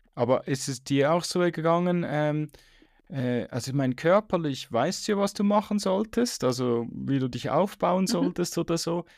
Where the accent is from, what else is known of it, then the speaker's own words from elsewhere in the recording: Switzerland; bei uns in der Schweiz